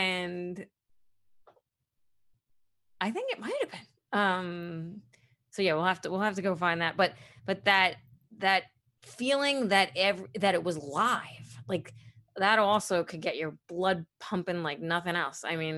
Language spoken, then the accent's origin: English; Brooklyn, New York, United States; being someone born and raised in Brooklyn, you say mother and father instead of mother and father.